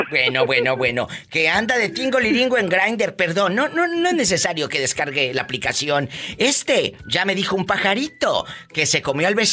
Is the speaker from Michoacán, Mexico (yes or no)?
yes; Michoacán, Mexico; Yo nací en el estado de Michoacán.